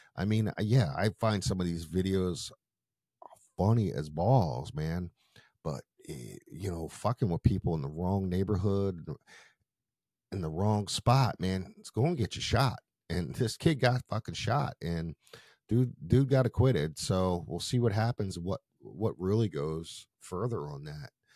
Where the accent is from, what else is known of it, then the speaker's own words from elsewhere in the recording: Philadelphia, Pennsylvania, United States; I grew up in Philadelphia, so there was the old Byberry Estate that everybody went